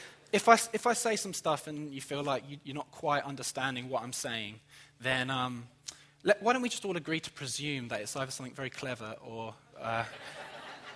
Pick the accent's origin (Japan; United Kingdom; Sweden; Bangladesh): United Kingdom; England; moved away as an adult; now in Jacksonville, United States; I'm from England